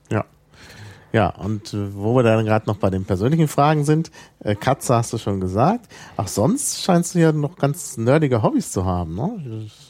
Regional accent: Berlin, Germany; als äh, Berliner

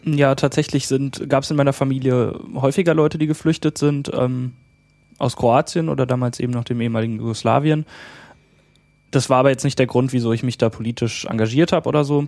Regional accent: near Frankfurt, Hesse, Germany; komme aus äh, der Nähe von Frankfurt in Hessen

